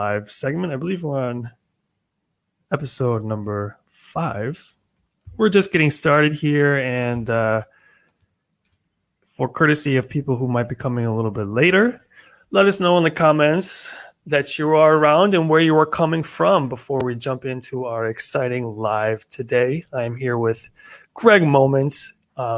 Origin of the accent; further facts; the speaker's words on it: United States; moved away; As an American